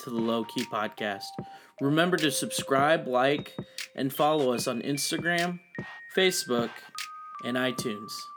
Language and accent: English; Nevada, United States; now in Tulsa, United States; I'm originally from Nevada